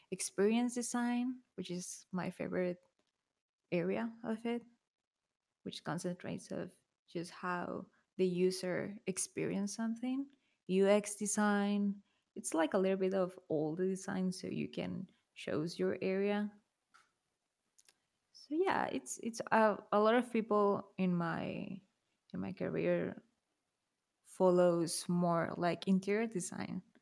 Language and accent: English; Mexico; I'm from Mexico, so it tends to be really conservative too.